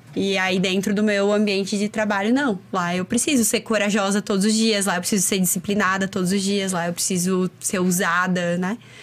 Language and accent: Portuguese; Chapecó, Santa Catarina, Brazil; now in Florianópolis, Brazil; Eu não sou de Floripa, eu sou de Chapecó.